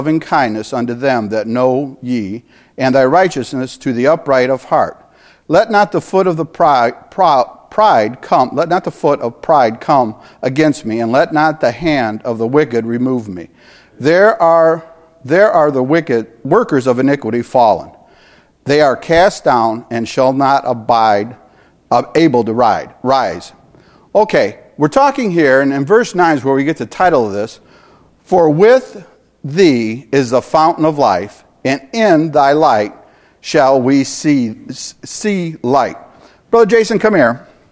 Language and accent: English; Michigan, United States; also born or lived in California; We're from Michigan. We're from cold